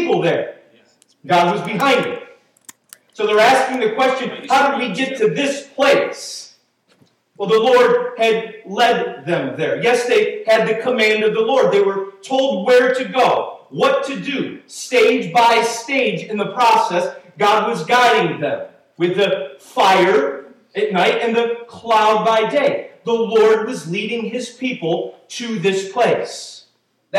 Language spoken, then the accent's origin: English; Syracuse, New York, United States; We're from Syracuse.